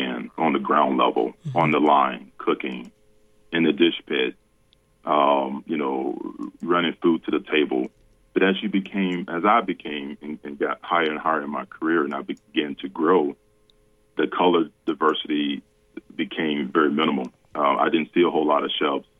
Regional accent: Central Florida, United States; we grew up in Central Florida

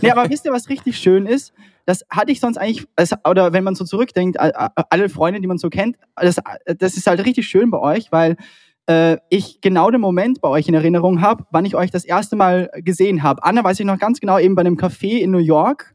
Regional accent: Austria; bei uns in Österreich

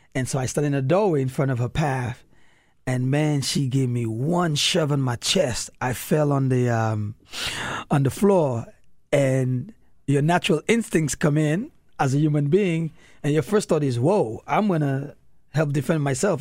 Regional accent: St. Lucia; moved away; also born or lived in New York City / DC metro area; my grandparents kinda raised me in the Caribbean

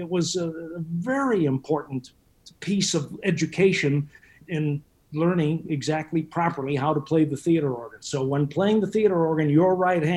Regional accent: Chicago, Illinois, United States; now in Atlanta, United States; I took 10 years of lessons growing up in Chicago

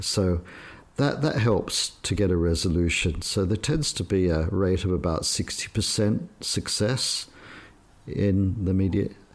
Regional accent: Australia; moved away as an adult; now in Shanghai, China; I was brought up in Australia

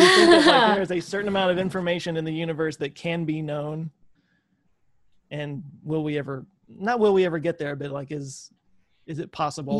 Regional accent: Texas, United States; I'm from Texas, and it's super flat here.

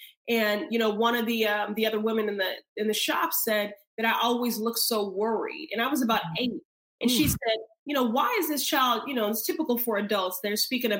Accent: Chicago, Illinois, United States; now in Massachusetts, United States; I was raised in Chicago.

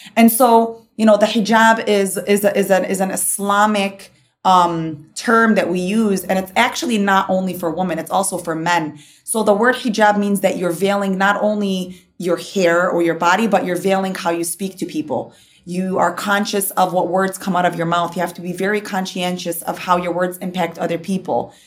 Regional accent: Dearborn, Michigan, United States; Dearborn's where I kind of grew up

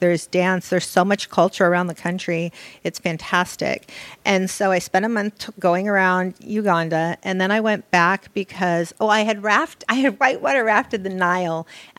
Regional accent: Los Angeles, California, United States; I grew up here in Los Angeles in Beverly Hills.

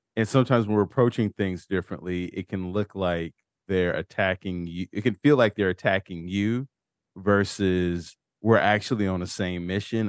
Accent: Chicago, Illinois, United States; both being from Chicago

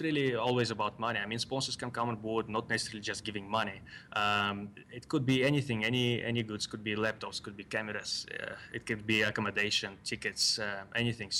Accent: Kazakhstan; also born or lived in Russia; now in South Africa; I was born in Kazakhstan

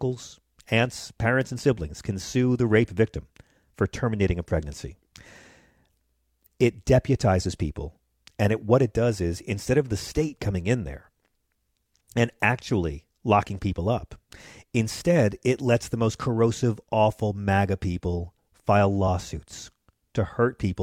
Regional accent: Long Island, New York, United States; I grew up on the Isle of Long, and I moved to New York City as a teenager

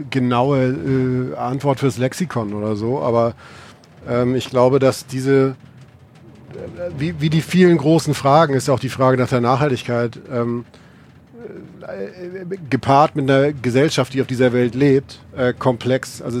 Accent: Northern Germany, Germany; Ich werde in meine alte Heimat nach Norddeutschland fahren.

